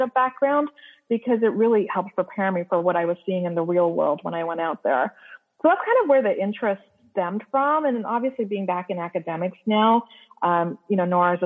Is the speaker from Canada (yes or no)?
yes; Canada; moved away as an adult; now in United States; I'm actually Canadian. And when I came to the U.S. for residency